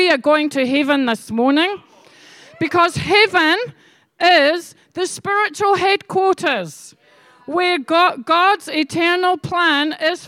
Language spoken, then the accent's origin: English; Scotland, United Kingdom; I'm Scottish